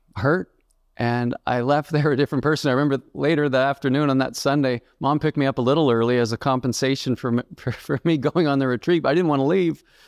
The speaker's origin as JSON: {"language": "English", "town": "Halifax", "region": "Nova Scotia", "country": "Canada", "tie": "born or raised there", "said": "I grew up in Halifax, Nova Scotia, Canada"}